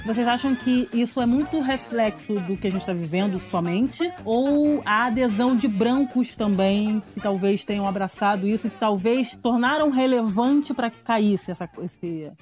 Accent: Rio de Janeiro, Brazil; eu sou suburbana, então, assim, eu não sou da Zona Sul do Rio de Janeiro

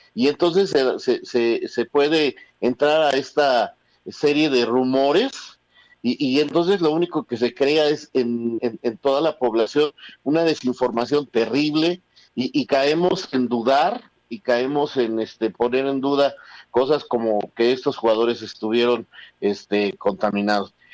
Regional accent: Mexico; cómo somos los mexicanos

